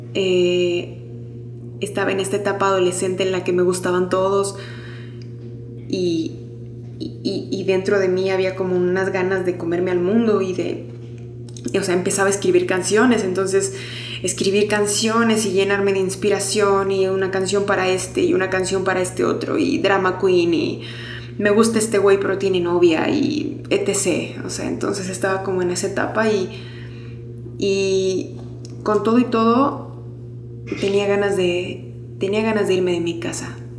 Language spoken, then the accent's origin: Spanish; Mexico; moved away as an adult; now in Mexico City, Mexico; Soy una persona que creció en provincia, nací aquí en la Ciudad de México y crecí en provincia